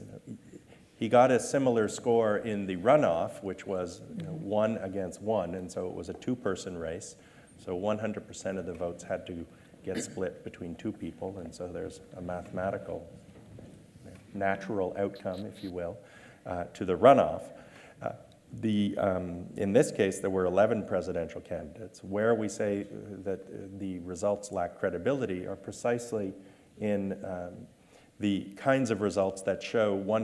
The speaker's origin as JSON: {"language": "English", "country": "Canada", "said": "I'm a Canadian"}